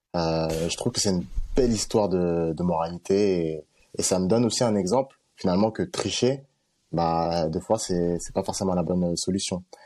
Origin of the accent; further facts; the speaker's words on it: Villiers-le-Bel, Île-de-France, France; je viens de Villebel